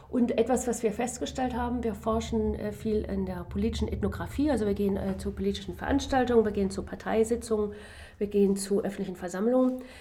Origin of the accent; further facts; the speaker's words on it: Germany; ich bin ja in Deutschland aufgewachsen, hatte aber meine gesamte universitäre Laufbahn in anglophonen Ländern.